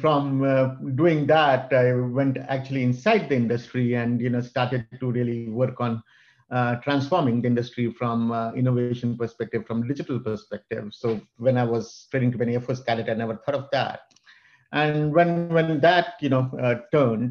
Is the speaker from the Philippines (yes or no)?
no; India; moved away as an adult; now in United States; I was born in India and came to the US when I was 24 with two suitcases